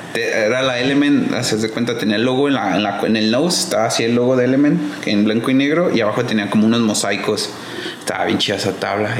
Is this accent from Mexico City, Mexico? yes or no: yes; Mexico City, Mexico; yo soy de Polanco